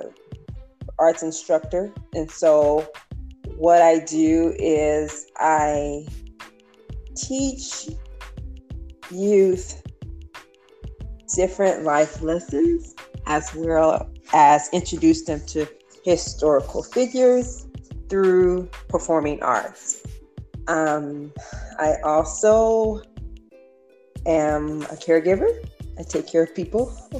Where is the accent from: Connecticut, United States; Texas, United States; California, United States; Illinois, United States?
California, United States; Los Angeles; I am from Los Angeles, California, born and raised. I am second generation California bred, born, so this is my home.